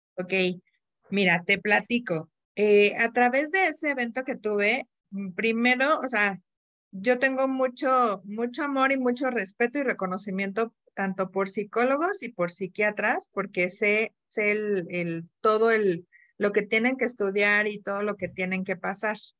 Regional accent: Mexico City, Mexico; moved away as an adult; now in Querétaro, Mexico; Yo soy de la Ciudad de México

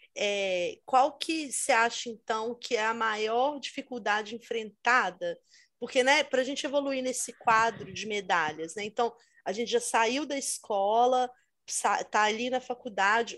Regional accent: Brazil; now in England, United Kingdom; aqui na Inglaterra, muitas pessoas, ah, de onde você é? E quando eu falo Brasil

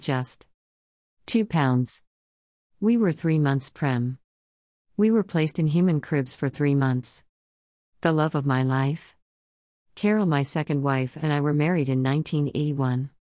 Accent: Melbourne, Victoria, Australia; I was born in Melbourne, Australia, nineteen fifty-four

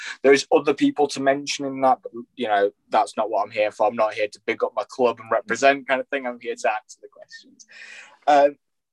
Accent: Bradford, Yorkshire and the Humber, United Kingdom; I'm a local boy. I'm based here in Bradford. I'm a Yorkshire boy

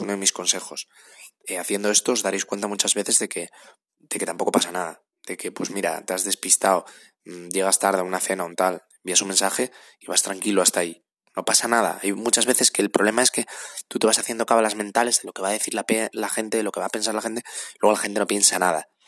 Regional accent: Asturias, Spain; now in Madrid, Spain; yo vivo en Madrid, pero soy de Asturias

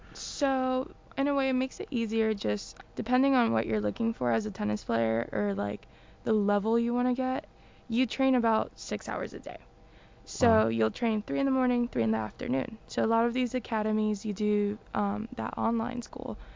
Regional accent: Venezuela; moved away; also born or lived in Boston, United States / Florida, United States; I was born in Venezuela, and I was there until I was five years old.

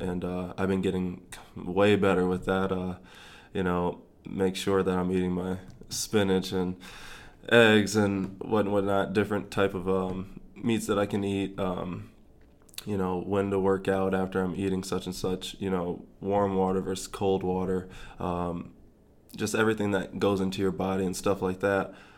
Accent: Grand Rapids, Michigan, United States; also born or lived in East Lansing, Michigan / North Carolina / Florida; now in Lincoln, United States; I'm from Grand Rapids, Michigan

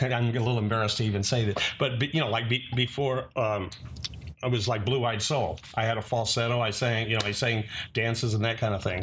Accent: Fresno, California, United States; born or raised there; moved away as an adult; also born or lived in Bay Area, California / Richmond, California

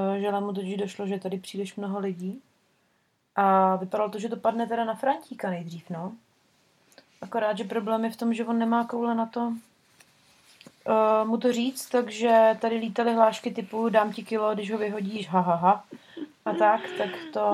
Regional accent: Prague, Czechia; moved away; u nás v Praze

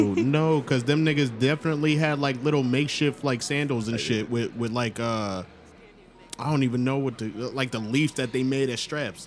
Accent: Long Island, New York, United States; now in Atlanta, United States; I'm from Long Island originally

